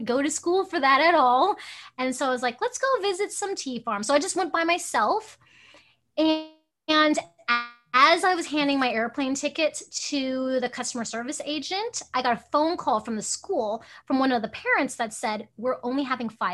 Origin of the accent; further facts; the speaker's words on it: Hong Kong; now in Alaska, United States; I'm Chinese and I was born in Hong Kong